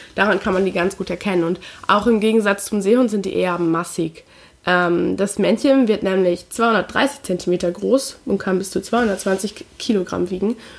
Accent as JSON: {"language": "German", "region": "Lower Saxony", "country": "Germany", "tie": "born or raised there", "said": "ich bin halt in Niedersachsen groß geworden"}